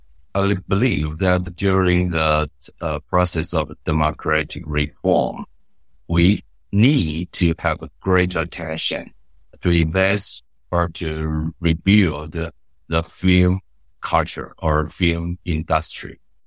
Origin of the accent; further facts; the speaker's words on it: Taipei, Taiwan; I grew up in Taipei in a very ordinary family.